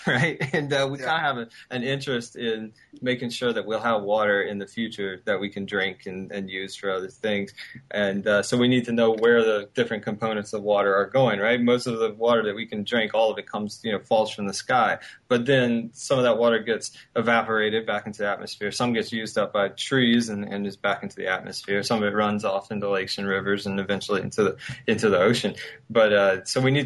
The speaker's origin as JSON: {"language": "English", "region": "South Carolina", "country": "United States", "tie": "born or raised there", "said": "I was born there too"}